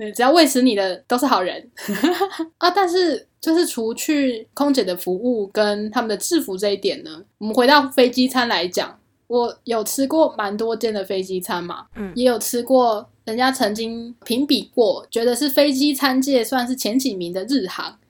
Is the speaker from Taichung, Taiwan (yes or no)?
yes; Taichung, Taiwan; moved away as an adult; now in Taipei, Taiwan; 我们都是台中人啊